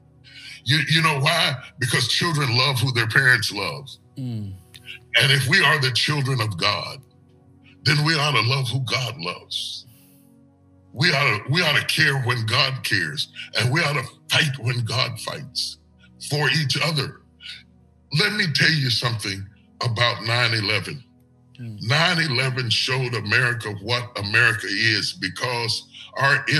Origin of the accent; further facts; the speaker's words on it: West Virginia, United States; I'm from West Virginia. There was only 5% black. I grew up around white people